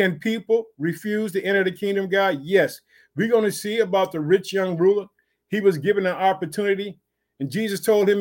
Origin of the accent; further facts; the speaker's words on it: Illinois, United States; also born or lived in Chicago; the state of Illinois, which is my home state. Hallelujah. I live in the city of Chicago.